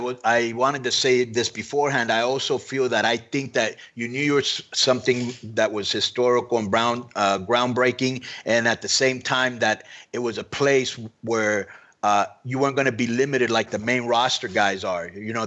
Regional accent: Miami, Florida, United States; where I came from Miami

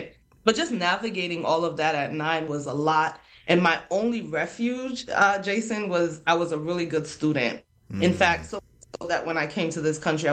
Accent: Freetown, Western Area, Sierra Leone; now in United States; So I come from Freetown, Sierra Leone, Freetown being the capital of Sierra Leone

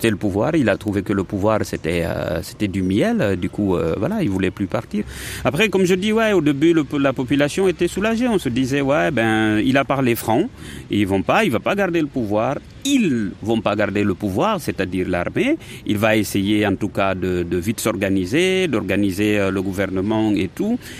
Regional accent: Guinea; moved away; moi c'est c'est en ce moment-là que je suis parti de la Guinée.

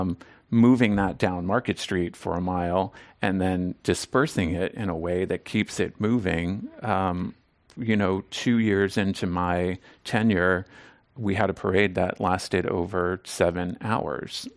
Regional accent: Southern Maryland, United States; now in San Francisco, United States; I grew up in Southern Maryland, um, outside of Washington, D C

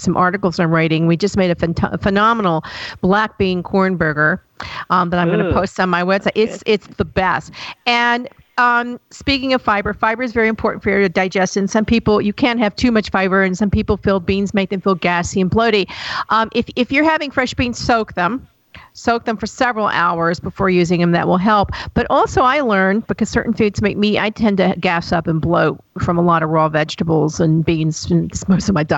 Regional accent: Deep South, United States; I'm from the Deep South, everything has bacon in it

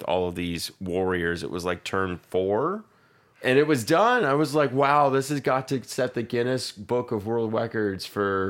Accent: Hawaii, United States; I'm from Hawaii

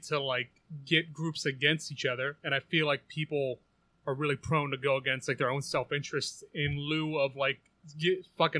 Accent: Prince George's County, Maryland, United States; moved away; also born or lived in Saudi Arabia; I grew up in like PG County, Maryland, which is like the blackest county in Maryland in America.

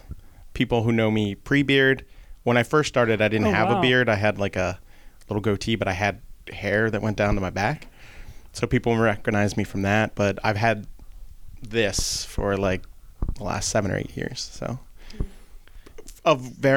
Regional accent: Linwood, New Jersey, United States; I am locally from Linwood. went to Our Lady of Sorrows Parish growing up. So I'm born and raised in Atlanta County. Thanks to my lovely parents who met here in Atlantic City. So I get to stay here, which is nice.

